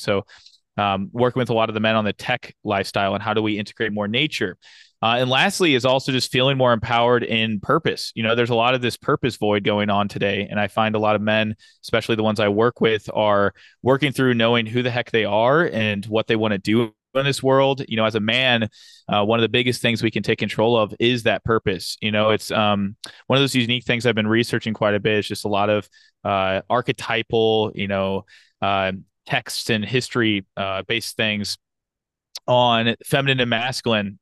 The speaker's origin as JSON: {"language": "English", "town": "St. Louis", "region": "Missouri", "country": "United States", "tie": "born or raised there", "moved": "as an adult", "lives_now": "Fayetteville, United States", "said": "I was born and raised in Saint Louis, Missouri."}